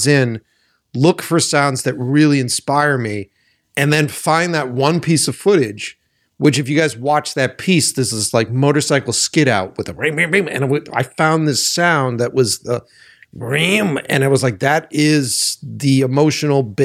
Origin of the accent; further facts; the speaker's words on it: Boston, Massachusetts, United States; I'm from Boston